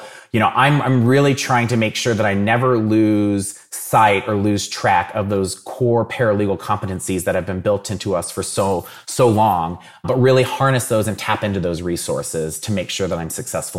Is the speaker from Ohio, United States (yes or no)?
yes; Dayton, Ohio, United States; So I'm from Dayton originally. So I grew up watching the Dayton Flyers and have always been very heavily into college basketball.